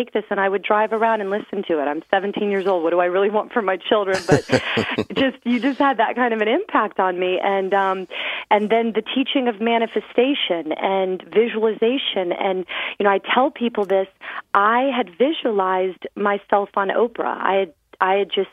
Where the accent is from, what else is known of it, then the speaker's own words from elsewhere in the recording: Clearwater, Florida, United States; I grew up on Clearwater Beach, Florida.